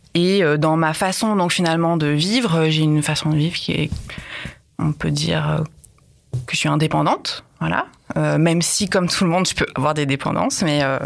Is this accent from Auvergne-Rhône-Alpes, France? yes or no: yes; Lyon, Auvergne-Rhône-Alpes, France; je viens de Lyon